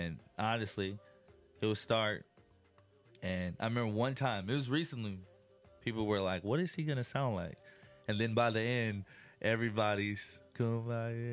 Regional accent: Illinois, United States; growing up in Illinois

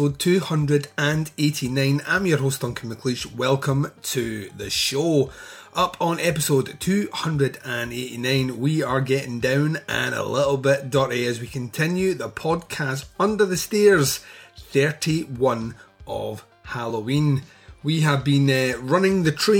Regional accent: Scotland, United Kingdom; I am Scottish

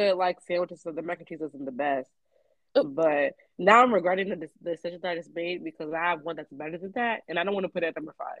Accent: Philadelphia, Pennsylvania, United States; Now listen, I'm from Philly, so I know what a cheesesteak tastes like.

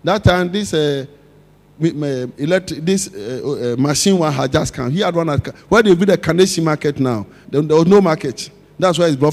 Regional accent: Accra, Greater Accra, Ghana; When we were children growing up in Osu

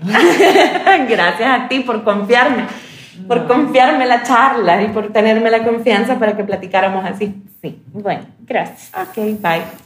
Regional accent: El Salvador; Como salvadoreña

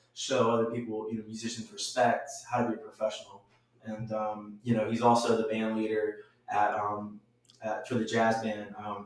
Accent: Georgetown, South Carolina, United States; also born or lived in Charleston, South Carolina; I was born in Charleston, moved to Georgetown when I was a wee lad, and went to Coastal Carolina. So I've got my years in the low country

